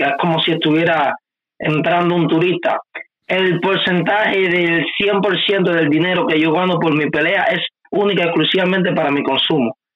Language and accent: Spanish; Cuba; Yo soy cubano 100% y amo, y amo este país con mi vida